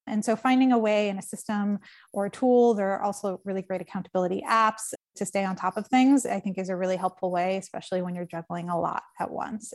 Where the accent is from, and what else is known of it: United States; born or raised there; now in New York, United States